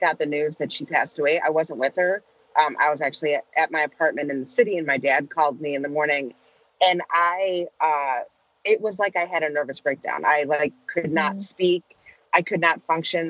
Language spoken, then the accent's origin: English; Chicago, Illinois, United States; I had a normal childhood growing up outside of Chicago, two parents, older brother, lived in the suburbs